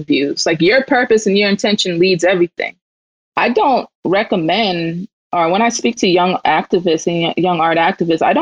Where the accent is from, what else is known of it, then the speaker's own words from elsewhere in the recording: Mississippi, United States; I'm from Mississippi